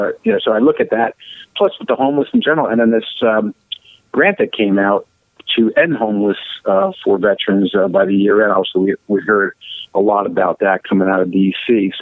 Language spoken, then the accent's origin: English; Allentown, Pennsylvania, United States; I'm an Allentonian. I'm a Lehigh Valley. Allentonian, yeah. Born and raised out here.